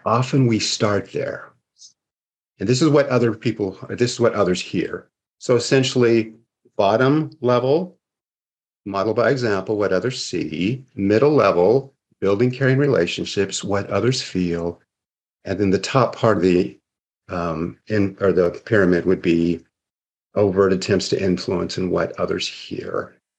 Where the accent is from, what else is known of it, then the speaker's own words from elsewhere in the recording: Seattle, Washington, United States; now in Arizona, United States; I grew up in Seattle, Washington